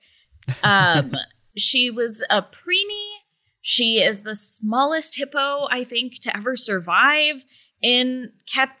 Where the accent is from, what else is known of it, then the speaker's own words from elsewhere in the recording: greater Cincinnati area, Kentucky side, United States; I'm from the other side of the Ohio River, on the Kentucky side. And so I grew up in like the greater Cincinnati area. I've been living there since I was like 7